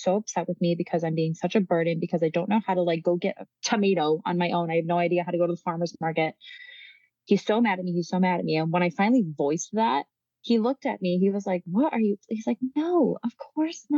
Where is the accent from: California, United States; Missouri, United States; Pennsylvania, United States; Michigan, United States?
Michigan, United States; moved away as an adult; also born or lived in New York; now in Italy; I'm from Michigan. And then I went to school in New York